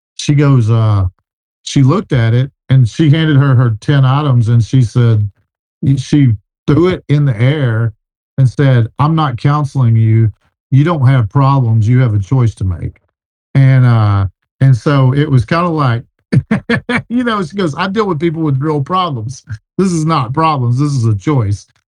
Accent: Texas, United States; I'm from Texas

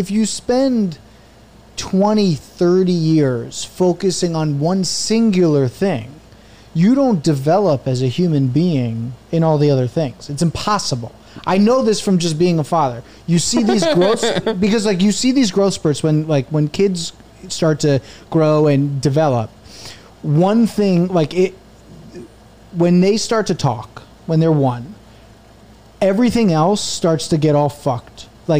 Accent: New Jersey, United States; born or raised there

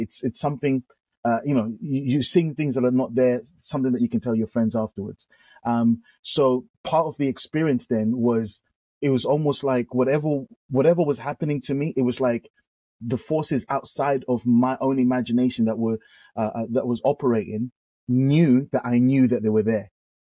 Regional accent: England, United Kingdom; man, we're coming from the UK, you know, like we're coming from the streets of gold, paved with gold." My accent was going to, in my mind, my accent was going to make everyone flock over.

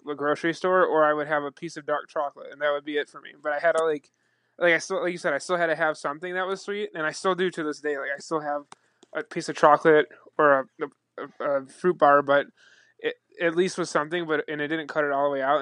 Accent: Buffalo, New York, United States; growing up in the Niagara Falls, Buffalo region

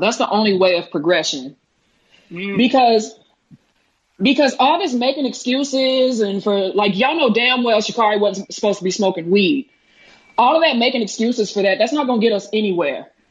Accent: Dallas, Texas, United States; I'm from Dallas, Texas

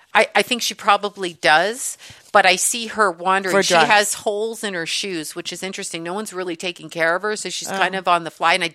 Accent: Canada; I'm Canadian.

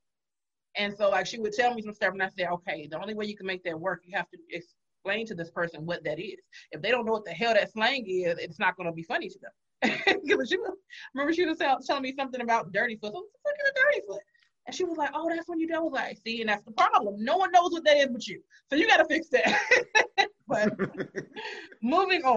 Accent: Los Angeles, California, United States; now in Atlanta, United States; I'm from Los Angeles, but I'm in Atlanta.

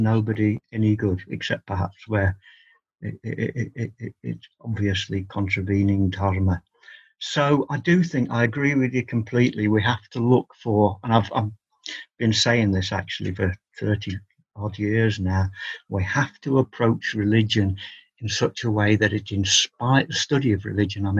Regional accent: England, United Kingdom; I've always regarded myself as an Englishman

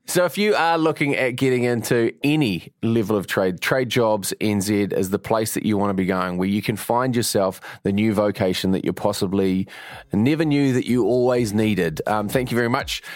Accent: Mount Maunganui, Bay of Plenty, New Zealand; I'm from Mount Maunganui

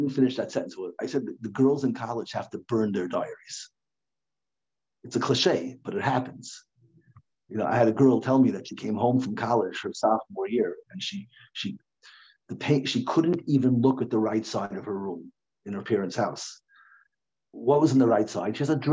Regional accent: United States; now in Lakewood, United States; I grew up in Washington

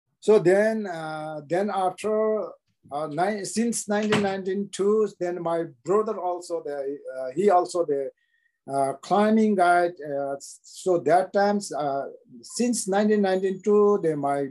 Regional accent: Thame, Koshi Province, Nepal; English is a second language; I born in Solukhumbu Namche and Thame village

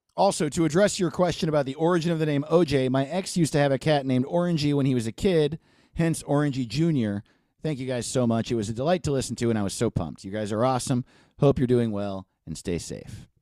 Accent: New York, United States; I'm from New York

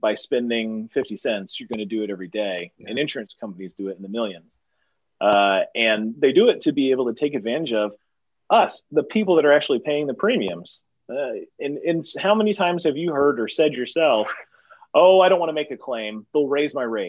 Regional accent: East Texas, United States; where I come from Texas, there's plenty of opportunity for people to get bullied in high school

